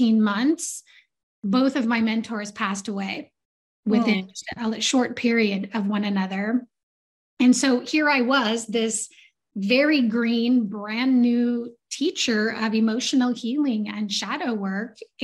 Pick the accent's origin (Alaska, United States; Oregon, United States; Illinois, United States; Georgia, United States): Alaska, United States; Southeast; I grew up in Southeast Alaska with a bunch of fishermen and loggers.